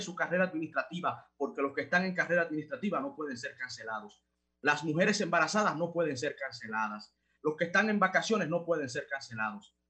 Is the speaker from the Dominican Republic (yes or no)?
yes; Dominican Republic